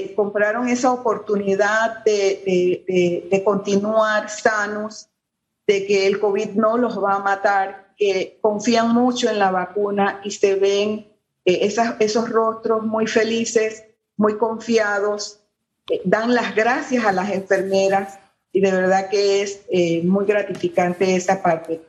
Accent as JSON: {"language": "Spanish", "country": "Panama", "said": "como panameños"}